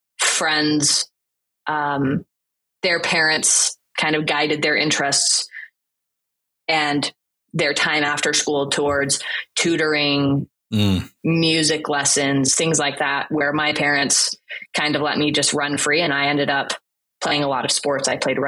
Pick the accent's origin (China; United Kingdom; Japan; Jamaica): China; growing up in China, it was interesting because I didn't realize initially when I was little that I was other. Kids were kids. I spoke English. I spoke Chinese.